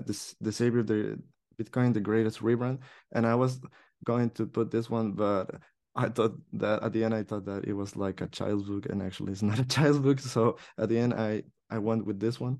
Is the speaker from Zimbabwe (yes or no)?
no; El Salvador; now in Barcelona, Spain; I was from El Salvador